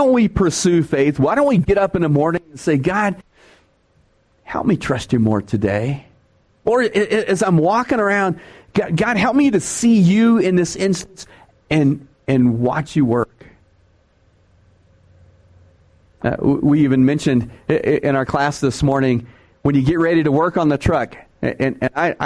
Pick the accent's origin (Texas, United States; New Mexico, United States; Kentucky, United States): Texas, United States; I'm from Texas